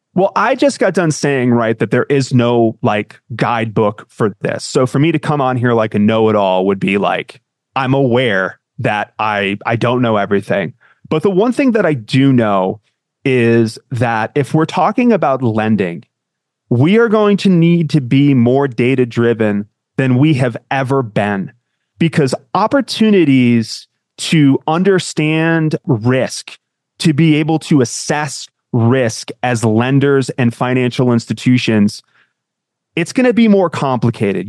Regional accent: Connecticut, United States; I grew up in Connecticut

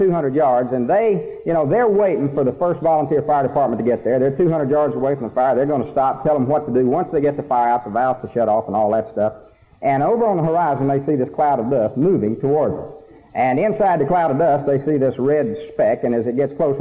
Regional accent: Snyder, Texas, United States; Now, I'm a country boy, and I'm very proud of it. I come from Snyder, Texas

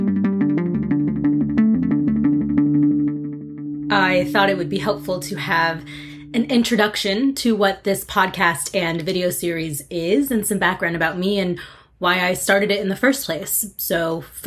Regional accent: Santa Fe, New Mexico, United States; moved away as an adult; also born or lived in Arizona; I grew up in Santa Fe, New Mexico on a ranch

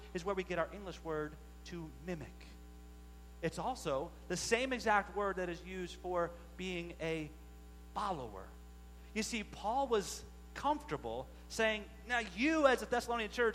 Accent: Maryland, United States; we're from Maryland

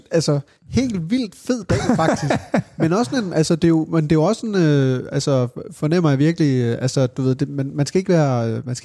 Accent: Funen, Southern Denmark, Denmark; på Fyn, hvor jeg kommer fra.

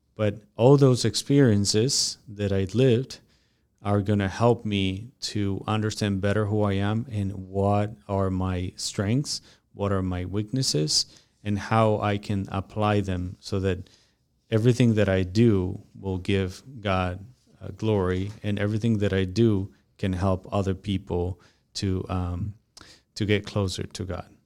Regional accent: Mexico; moved away as an adult; now in United States; when I moved from Mexico to United States

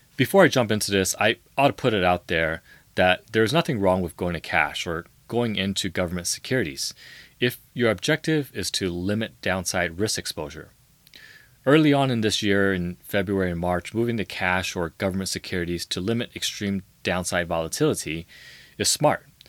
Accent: San Francisco, California, United States; I grew up in the heart of San Francisco

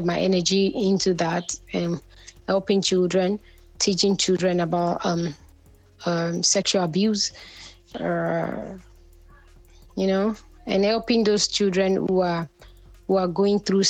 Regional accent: Ondo, Nigeria; now in Lagos, Nigeria; I'm from Nigeria, and I'm Ondo State in Nigeria

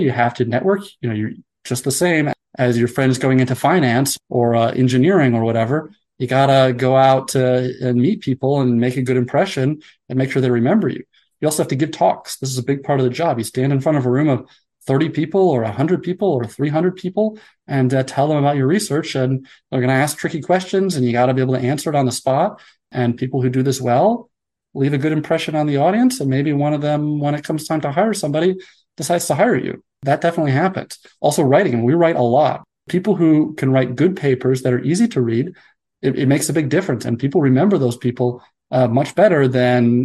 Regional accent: United States; also born or lived in Denmark; I'm American, but I did my postdoc in Denmark

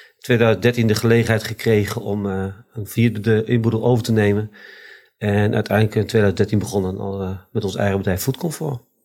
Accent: Deventer, Overijssel, Netherlands; Eh, geboren op Keizerlanden in Deventer. Eh, opgegroeid op Keizerlanden.

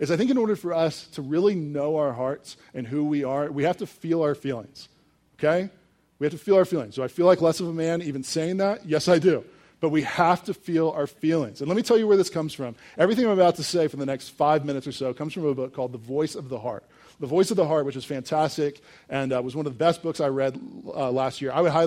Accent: Richmond, Virginia, United States; I grew up in Richmond, Virginia, 2 miles away from the James River

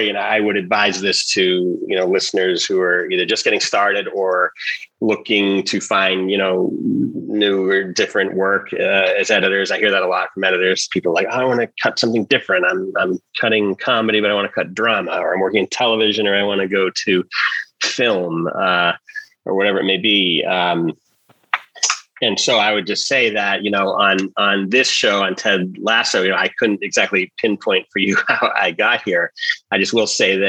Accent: Massachusetts, United States; moved away as an adult; also born or lived in New York; I grew up in Massachusetts, and I wanted to go to school far enough away from home

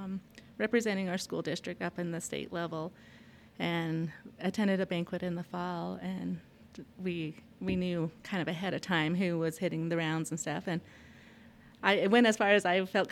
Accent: Utah, United States; I just say that I'm from the whole area, because it's about equal in my life that I grew up in Monument Valley as well as Montezuma Creek, and now currently Blanding, Utah

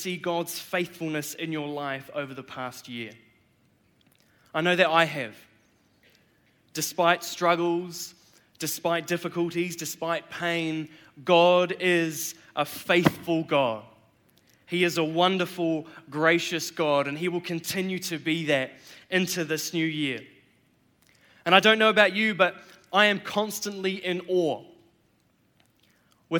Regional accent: New Zealand; I'm a Kiwi. I was born here in New Zealand, born and raised

